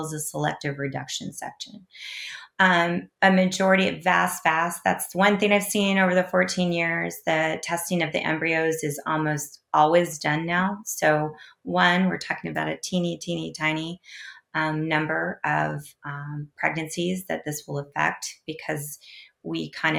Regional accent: Kansas, United States; in my home state, the fine citizens of Kansas

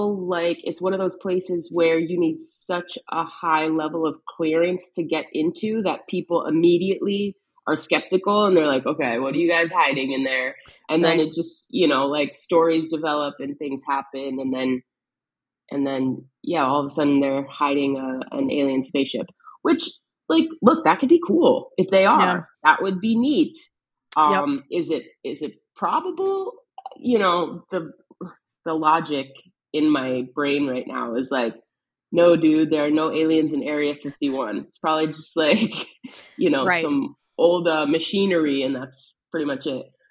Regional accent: East Coast, United States; growing up on the East Coast

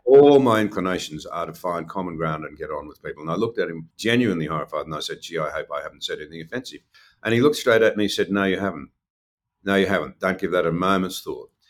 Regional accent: Gunnedah, New South Wales, Australia; I come from Gunnedah in the northwest

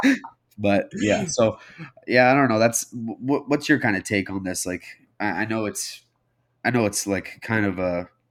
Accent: Canada

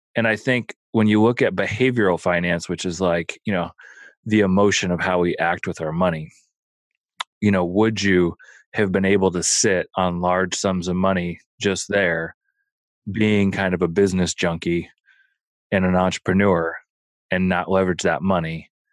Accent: Omaha, Nebraska, United States; I grew up in Omaha

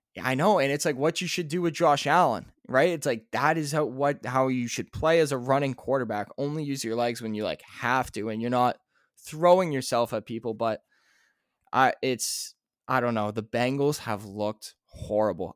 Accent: Canada; we're Canadian

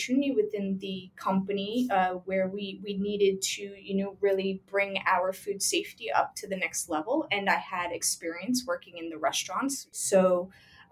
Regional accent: Long Island, New York, United States; now in Queens, United States; I grew up in Long Island

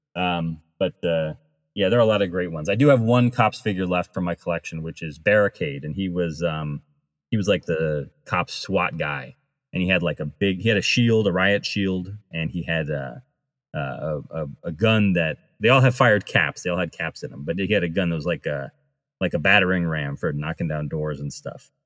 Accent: United States; I grew up near Rhode Island

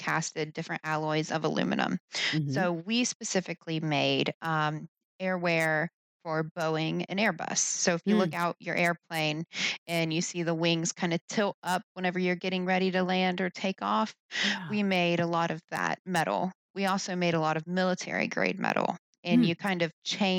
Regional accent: West Virginia, United States; moved away; also born or lived in Pennsylvania; I was originally from West Virginia

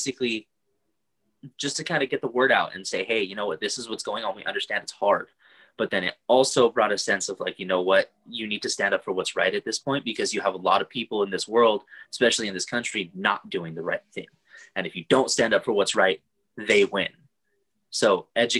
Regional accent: Oxnard, California, United States; moved away as an adult; Born and raised in Oxnard, California, but brought all over the world by US Army.

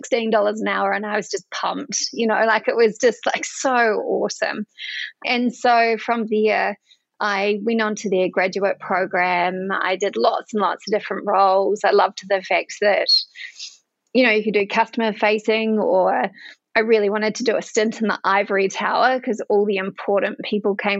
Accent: Edgecumbe, Bay of Plenty, New Zealand; accent: Kiwi; I'm a Kiwi. You can probably tell that by my accent. I grew up on a dairy farm in a little town called Edgecombe.

